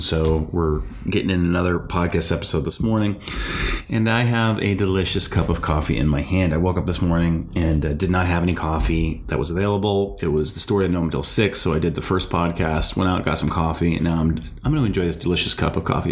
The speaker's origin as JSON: {"language": "English", "region": "North Dakota", "country": "United States", "moved": "yes", "said": "I'm from North Dakota originally"}